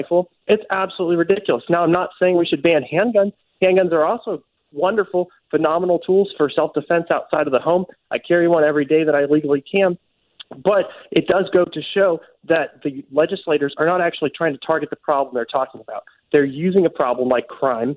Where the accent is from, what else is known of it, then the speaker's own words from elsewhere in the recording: St. Louis, Missouri, United States; I grew up in St. Louis City and then later the county